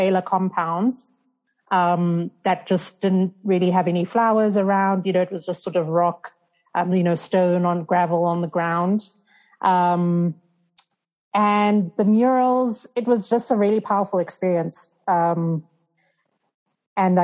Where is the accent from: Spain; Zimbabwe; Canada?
Zimbabwe; moved away as an adult; also born or lived in United States; growing up in Zim